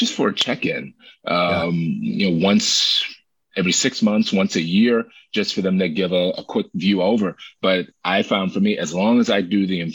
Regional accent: Maryland, United States; moved away as an adult; now in New York City, United States; I grew up in Maryland and lived in Maryland up until 2019

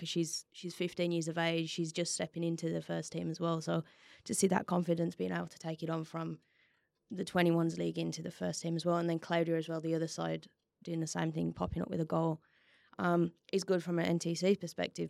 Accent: West Bromwich, West Midlands, United Kingdom; now in Perth, Australia; I'm originally from, uh, West Brom

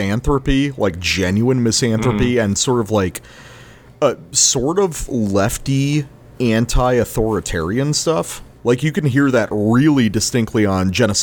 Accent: the South, United States; growing up in the South.

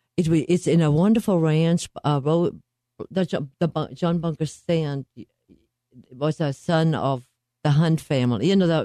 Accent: Germany; moved away as an adult; also born or lived in Ennis, Texas / Greenwood, Mississippi / Lawton, Oklahoma; now in Dallas, United States; I was born in Germany, but I married, and I came by marriage to Ennis, Texas, and then to Greenwood, Mississippi, and Lawton, Oklahoma, and now I'm Dallas, Texas.

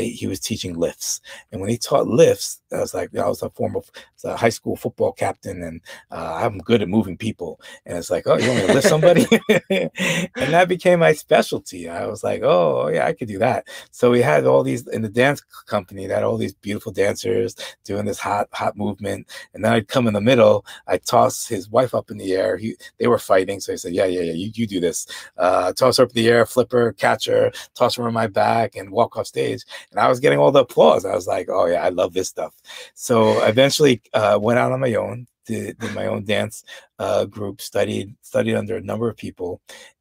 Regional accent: New York, United States; I grew up in New York, but I had no exposure to Latin dance.

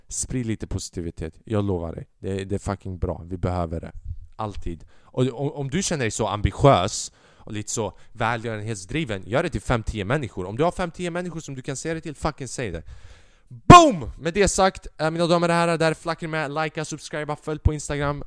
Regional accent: Sweden; Sverige. Landet jag är ifrån.

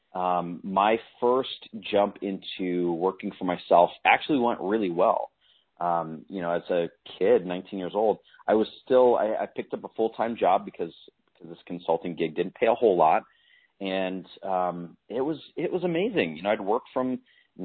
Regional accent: Chicago, Illinois, United States; I grew up in Chicago. Inside the city

